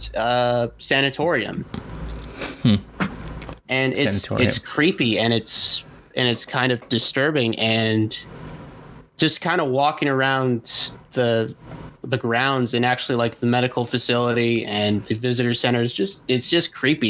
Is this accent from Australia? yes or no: no; Toronto, Ontario, Canada; moved away; I was born in Toronto